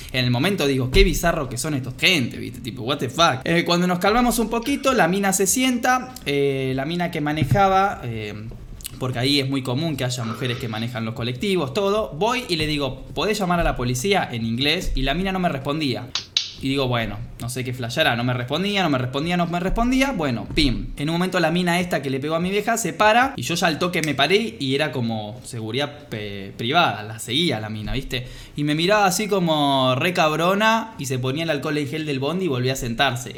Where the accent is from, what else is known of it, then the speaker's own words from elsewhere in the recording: Argentina; yo soy de Argentina